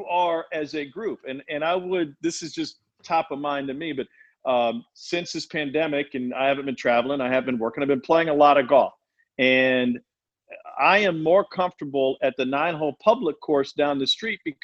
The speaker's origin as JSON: {"language": "English", "town": "Columbia", "region": "Missouri", "country": "United States", "tie": "born or raised there", "said": "I grew up in Columbia, Missouri"}